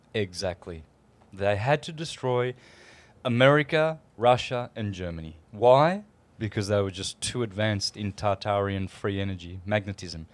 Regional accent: Australia; moved away; I come from Australia

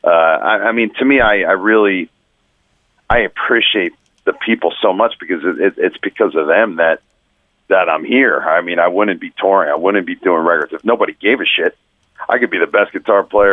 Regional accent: New Jersey, United States; moved away as an adult; now in Florida, United States; I grew up in Jersey

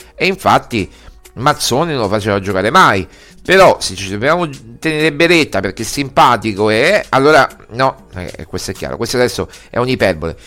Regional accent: Rome, Lazio, Italy; Io pure sono romano e romanista, io sono nato a San Giovanni

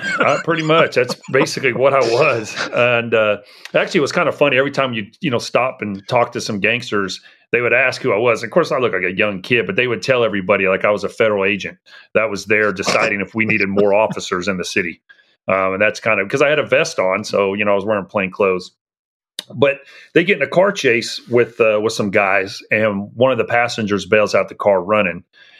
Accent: San Francisco, California, United States; now in Tulsa, United States; I grew up in the Bay Area. I lived in the city of San Francisco from seventh grade up through until I started high school. And then we moved to a suburb outside of San Francisco where I finished high school.

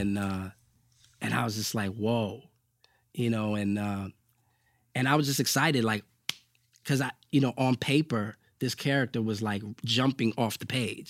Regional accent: New York City, New York, United States

